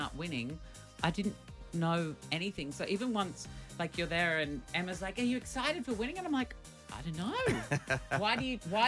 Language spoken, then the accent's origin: English; Australia; being Australian